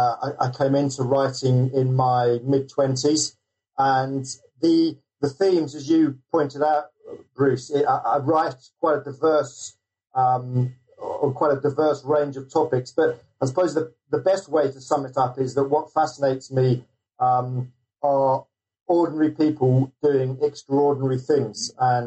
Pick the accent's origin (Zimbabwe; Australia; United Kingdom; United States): United Kingdom; South East England; also born or lived in London; I'm actually coming from London, England, and I grew up in the south of England.